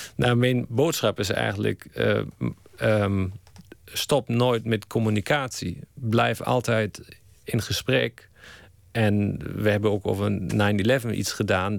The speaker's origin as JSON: {"language": "Dutch", "country": "Germany", "second_language": "Dutch", "moved": "as an adult", "lives_now": "Netherlands", "said": "ik blijf Duits. Ik kijk met een Duitse bril"}